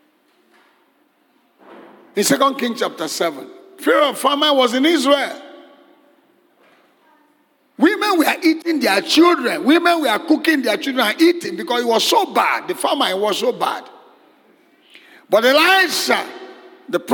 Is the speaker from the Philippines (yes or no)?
no; Nigeria; I'm from Nigeria